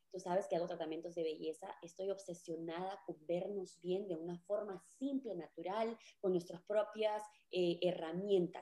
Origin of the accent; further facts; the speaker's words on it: Peru; now in United States; yo soy peruana y me mudé a vivir aquí a Estados Unidos